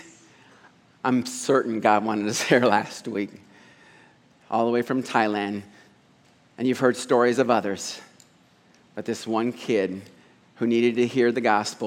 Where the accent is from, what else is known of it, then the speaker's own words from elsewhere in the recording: Des Moines, Iowa, United States; also born or lived in New York; I'm an Iowan. I grew up in Des Moines.